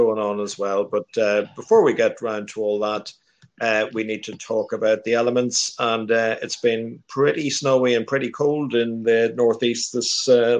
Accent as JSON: {"language": "English", "town": "Monaghan", "region": "Ulster", "country": "Ireland", "tie": "born or raised there", "said": "my hometown town of Monaghan"}